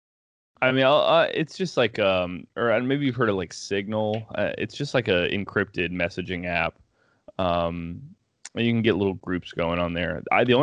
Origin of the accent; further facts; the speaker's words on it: United States; I was born in America